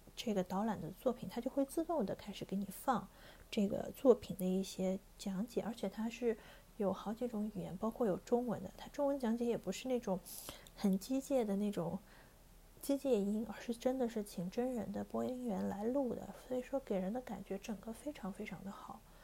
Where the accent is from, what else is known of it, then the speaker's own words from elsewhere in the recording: Sichuan, China; 我们四川的